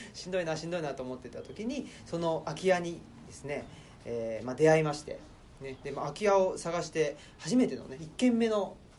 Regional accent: Saitama, Japan; now in Higashiyoshino, Japan; 僕は埼玉県出身なので茨城と千葉は違うぞとかですね

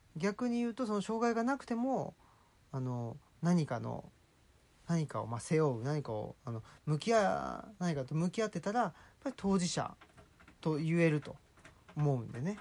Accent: Saitama, Japan; 埼玉っ子っていうことですけど

